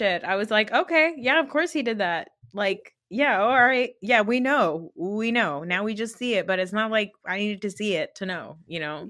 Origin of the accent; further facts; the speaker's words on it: New Jersey, United States; I'm from New Jersey. I've grown up around a lot